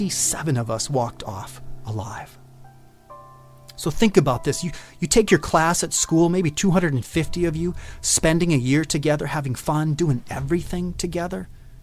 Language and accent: English; Clinton, Wisconsin, United States; that we were from Clinton, Wisconsin.